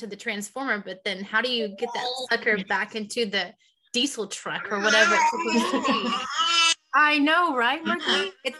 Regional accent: Texas Panhandle, United States; also born or lived in Houston, Texas; I grew up in the Texas Panhandle. And so you would see those just tumbling across the highway. I got a allergy test years later, after I had already moved to Houston.

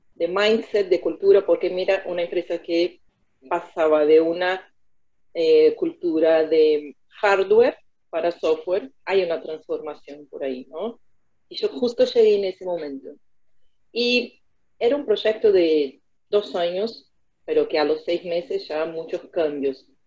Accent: Americana, São Paulo, Brazil; Spanish is a second language; moved away as an adult; now in Buenos Aires, Argentina; la ciudad de Americana, es eh, donde yo nací y hasta el día de hoy mis padres y mi familia vive ahí

